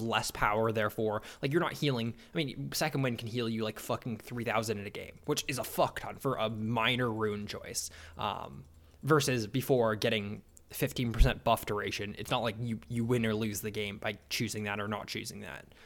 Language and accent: English; Canada; I'm a Canadian.